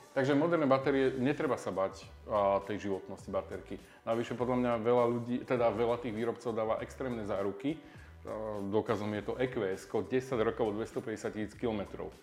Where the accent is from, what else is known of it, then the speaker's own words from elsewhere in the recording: Slovakia; sme Slováci